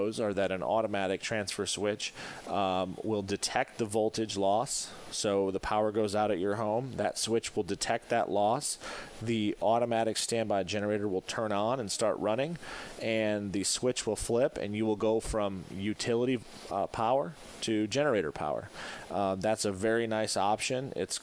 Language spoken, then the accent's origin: English; Michigan, United States; now in Florida, United States; I'm originally from Michigan